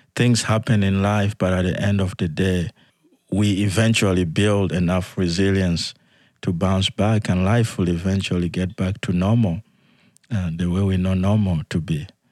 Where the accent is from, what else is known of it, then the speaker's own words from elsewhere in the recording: Yei, Central Equatoria, South Sudan; moved away; I was born in South Sudan